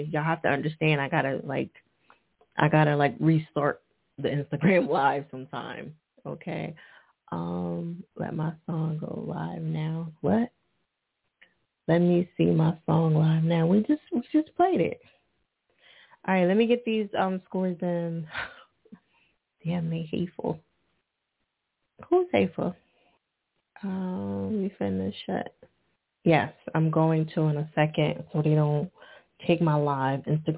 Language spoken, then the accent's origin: English; Philadelphia, Pennsylvania, United States; What city are you from? We are from Philly.